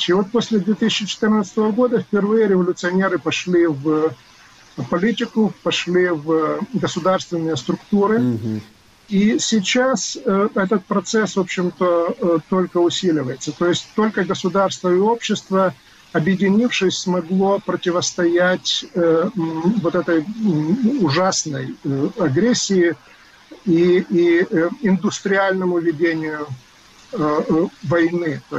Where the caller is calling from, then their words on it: Massachusetts, United States; я говорю из Массачусетса, то есть мне это параллель ближе